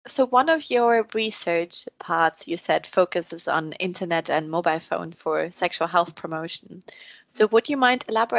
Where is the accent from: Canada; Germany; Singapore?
Germany; moved away; I'm from Germany